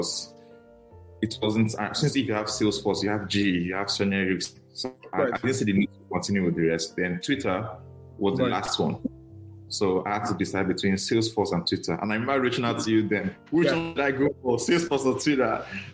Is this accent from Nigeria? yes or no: yes; Nigeria; moved away as an adult; now in United States; I'm very Nigerian. I'm very Nigerian.